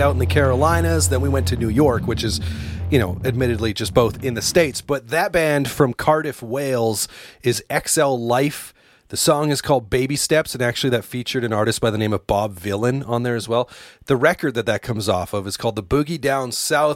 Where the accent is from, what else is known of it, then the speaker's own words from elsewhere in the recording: Canada; I'm not from Winnipeg, but I'm from Canada